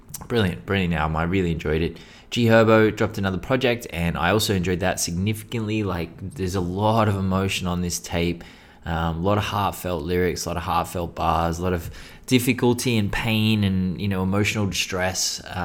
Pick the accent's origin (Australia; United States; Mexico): Australia; Well, except for our indigenous population, who are actually the true Australians. I mean, we're just British colonisers, to be honest. We're not really Australian.